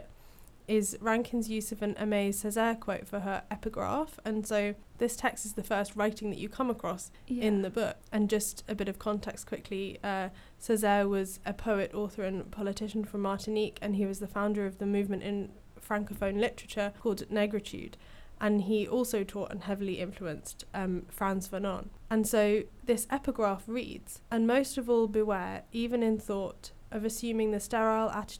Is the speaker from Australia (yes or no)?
no; Hastings, South East England, United Kingdom; my hometown of Hastings, England